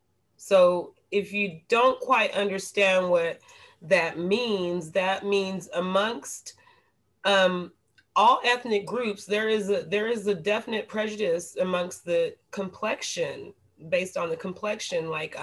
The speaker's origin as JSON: {"language": "English", "country": "Panama", "tie": "born there", "said": "I'm Latin born. I am of Latin descent. My father is Panamanian. I was born in Panama."}